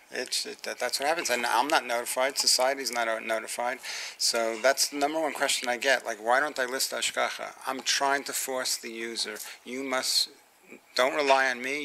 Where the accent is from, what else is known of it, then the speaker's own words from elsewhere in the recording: New York City, New York, United States; I was born in the Bronx